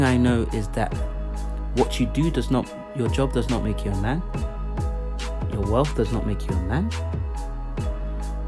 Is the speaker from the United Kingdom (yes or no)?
no; Nigeria; I'm from Nigeria